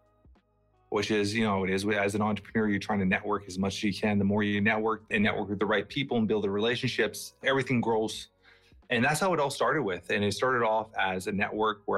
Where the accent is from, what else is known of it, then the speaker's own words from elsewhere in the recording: Toronto, Ontario, Canada; also born or lived in Portugal; I'm from that age where I grew up in Toronto, Canada.